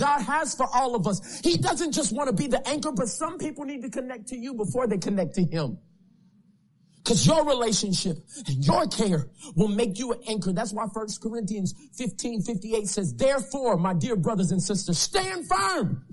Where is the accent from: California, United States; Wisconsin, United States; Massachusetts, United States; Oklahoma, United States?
Oklahoma, United States; Tulsa; I'm from Oklahoma, Tulsa, Oklahoma